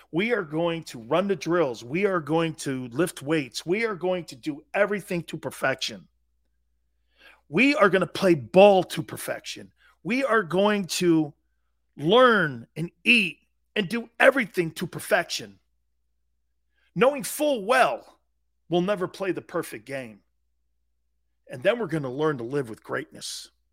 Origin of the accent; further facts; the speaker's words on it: United States; I'm an American. I root for Team USA.